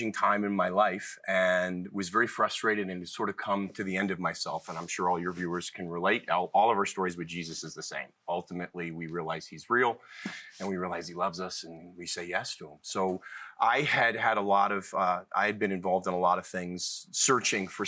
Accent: Cleveland, Ohio, United States; also born or lived in Boston; I was born in Boston, but was mostly raised in Cleveland and have lived all over.

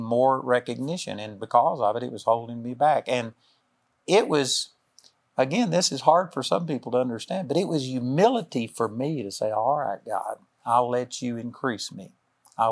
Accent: Texas, United States; I'm a hick from Texas

